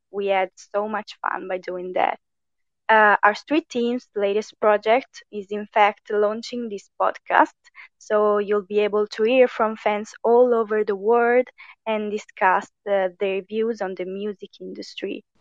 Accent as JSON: {"language": "English", "country": "Italy", "also_born_or_lived": "near Milan", "said": "I am from Italy. I live near Milan"}